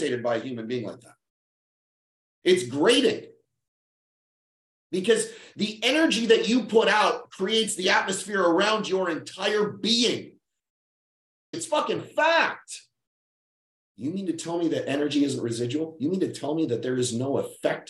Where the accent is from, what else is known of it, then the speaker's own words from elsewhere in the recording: Winnipeg, Manitoba, Canada; That's how little money our town had. It's 700,000 people. Winnipeg